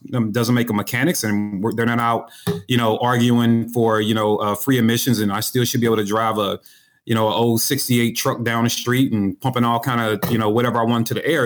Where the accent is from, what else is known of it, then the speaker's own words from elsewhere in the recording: St. Louis, Missouri, United States; I'm from Saint Louis, Missouri.